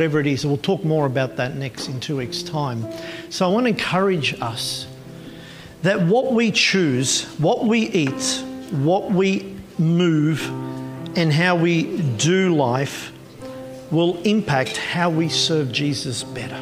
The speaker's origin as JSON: {"language": "English", "town": "Melbourne", "region": "Victoria", "country": "Australia", "tie": "born or raised there", "said": "I grew up with her in Melbourne."}